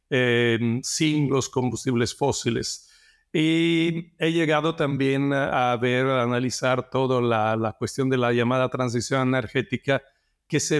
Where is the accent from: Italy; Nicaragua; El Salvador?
Italy; now in Mexico; Bueno, yo soy de origen italiana, eh, siempre me gustó la naturaleza y entonces estudié geología porque me gustaba también viajar, los paisajes, la naturaleza de, otros países. Me vine a México hace 28 años